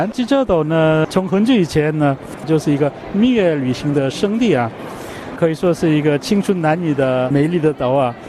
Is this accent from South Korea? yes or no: yes; South Korea; moved away; 我们韩国人